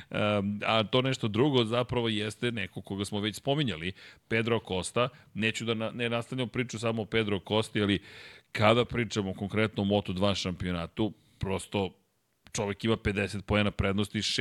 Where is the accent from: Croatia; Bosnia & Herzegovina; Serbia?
Serbia; Dakle, mi dolazimo iz Srbije, sa Balkana.